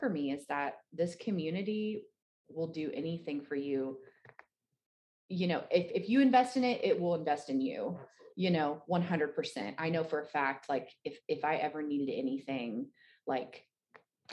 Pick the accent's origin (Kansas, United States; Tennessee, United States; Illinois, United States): Tennessee, United States; Gatlinburg; moved away as an adult; also born or lived in Knoxville; now in Jonesboro, United States; I'm originally from Gatlinburg